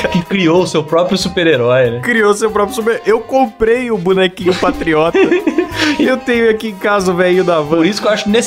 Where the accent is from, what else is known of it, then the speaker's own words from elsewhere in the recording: Rio de Janeiro, Brazil; Como sou do Rio, faz muito calor.